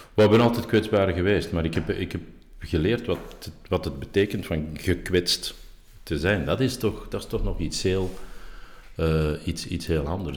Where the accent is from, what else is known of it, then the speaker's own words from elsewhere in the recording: Schoten, Flanders, Belgium; in Schoten, dus mijn geboortedorp